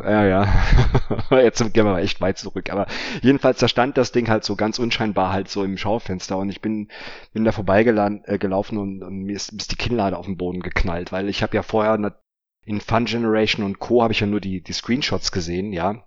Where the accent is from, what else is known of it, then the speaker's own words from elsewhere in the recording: Offenbach am Main, Hesse, Germany; meiner Heimatstadt in Offenbach